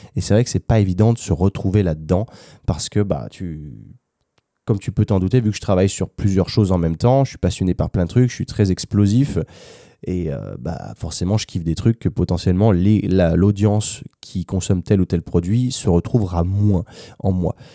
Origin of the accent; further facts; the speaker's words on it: France; moved away as an adult; also born or lived in United States / London; now in Valencia, Spain; quand je rentre en France